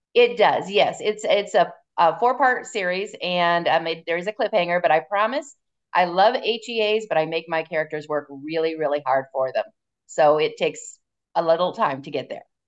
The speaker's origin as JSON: {"language": "English", "region": "Northern Indiana and Southern Michigan", "country": "United States", "said": "I'm actually from Northern, well, I'm from Northern Indiana and Southern Michigan."}